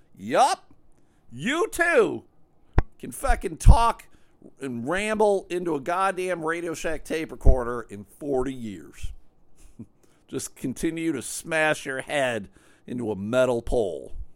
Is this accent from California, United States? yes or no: no; Clarence, New York, United States; I grew up in Clarence, New York